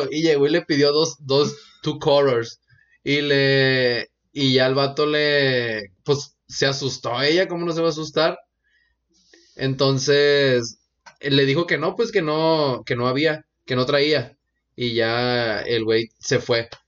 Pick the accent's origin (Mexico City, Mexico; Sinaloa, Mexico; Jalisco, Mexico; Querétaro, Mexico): Sinaloa, Mexico; en Sinaloa hemos tenido un chingo de deportistas